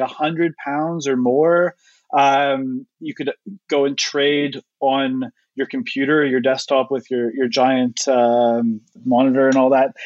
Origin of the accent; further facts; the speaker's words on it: Canada; now in United Kingdom; I'm not actually from the UK. I'm from Canada